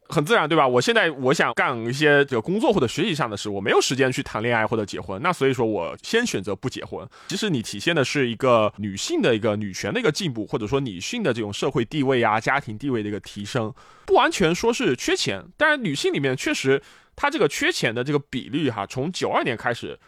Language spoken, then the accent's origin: Chinese; China; now in Japan; 这个我觉得对于我作为一个中国人来说确实特别的不可思议